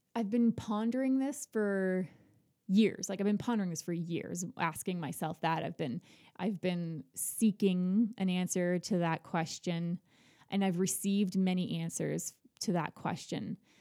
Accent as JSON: {"language": "English", "region": "Ontario", "country": "Canada", "moved": "as an adult", "lives_now": "Nova Scotia, Canada", "said": "I'm not from Nova Scotia. I'm from Ontario"}